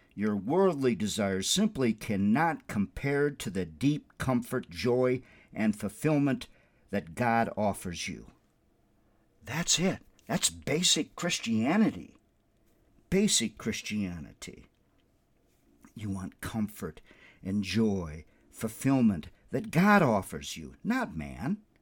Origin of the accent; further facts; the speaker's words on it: Windom, Minnesota, United States; also born or lived in South Bend, Indiana; now in Albuquerque, United States; My hometown is Wyndham, Minnesota